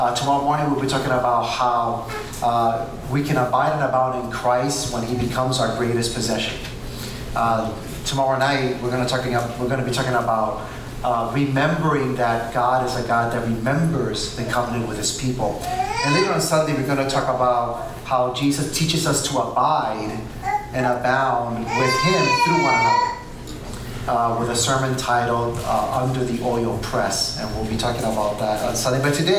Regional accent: New York, United States; also born or lived in Puerto Rico; But I was born and raised in Puerto Rico. My mom, she's a white Puerto Rican. My dad is a black Puerto Rican. And so you get this guy right here. However, I moved to New York.

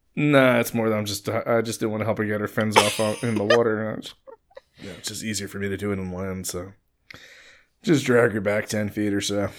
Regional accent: Long Island, New York, United States; someone who comes from Long Island

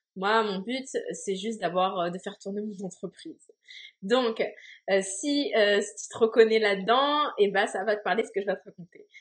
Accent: France; moved away as an adult; now in Montreal, Canada; je suis une Française installée à Montréal

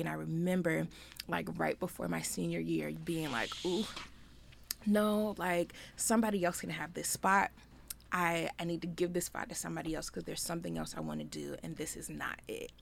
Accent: Richmond, Virginia, United States; I am from the Richmond area

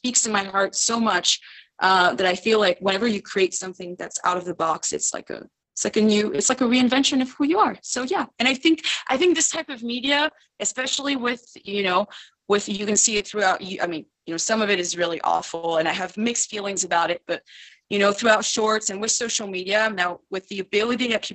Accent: Romandy, Switzerland; first language French; English is a second language; moved away as an adult; also born or lived in United States; now in Paris, France; I grew up in Switzerland, but I live in France right now, and I lived in the States

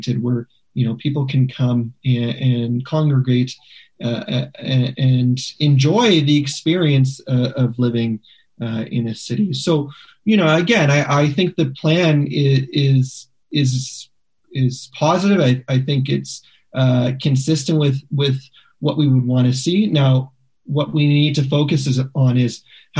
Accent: Regina, Saskatchewan, Canada; now in Calgary, Canada; In Calgary, there's so few people who want to talk about Regina with me, so I appreciate the opportunity to be able to talk about my hometown

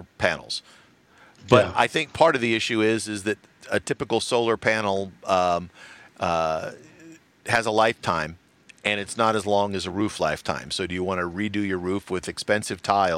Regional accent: Los Angeles, California, United States; I am from the L.A. area

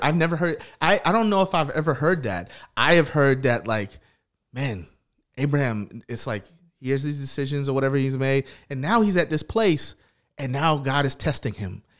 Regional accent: Tennessee, United States; I grew up in the South, I grew up in Tennessee, here

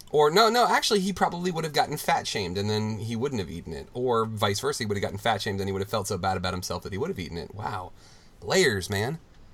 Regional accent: New Delhi, Delhi, India; Yes, I grew up in New Delhi.

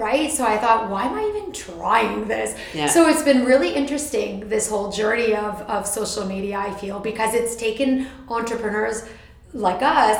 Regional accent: Canada; So I'm the Canadian

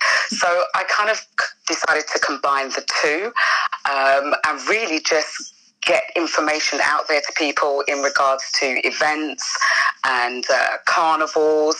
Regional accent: United Kingdom; I'm British born also.

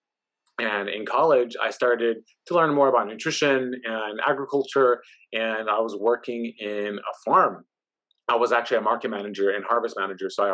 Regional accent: Oakland, California, United States; me growing up in Oakland, California, in the East Oakland

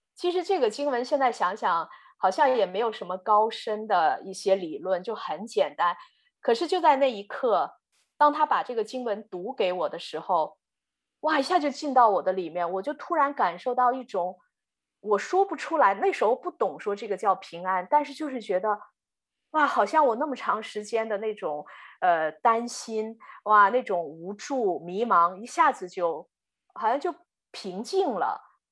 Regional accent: Inner Mongolia, China; also born or lived in Florida, United States / Pennsylvania, United States; now in Texas, United States; 我从小呢是在中国的内蒙古长大。呃，我的父母都是在学校做教育工作的

